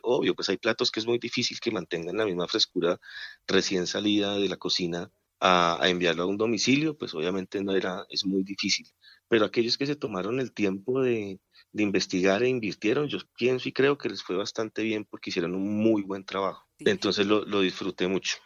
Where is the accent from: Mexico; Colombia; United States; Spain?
Colombia; nosotros también como colombianos somos regionalistas